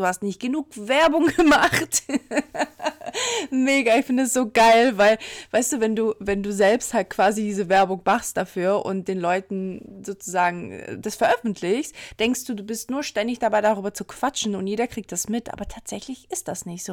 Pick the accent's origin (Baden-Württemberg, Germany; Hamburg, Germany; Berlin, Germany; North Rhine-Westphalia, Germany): Hamburg, Germany; als Hamburger